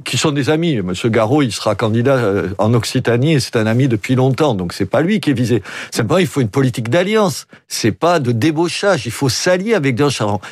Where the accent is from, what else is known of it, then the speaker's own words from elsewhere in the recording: Oran, Oran Province, Algeria; now in Béziers, France; je suis d'Oran